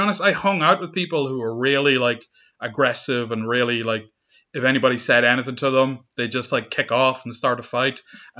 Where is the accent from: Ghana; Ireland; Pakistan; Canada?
Ireland; Monaghan, Ulster; growing up in Monaghan, like, very rural, agricultural place